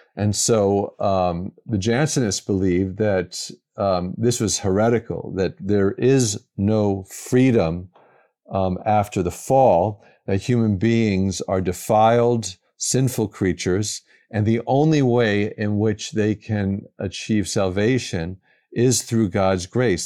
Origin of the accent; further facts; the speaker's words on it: New York City, New York, United States; moved away as an adult; also born or lived in St. Louis, Missouri; now in Madison, United States; I grew up in the New York area, New York City area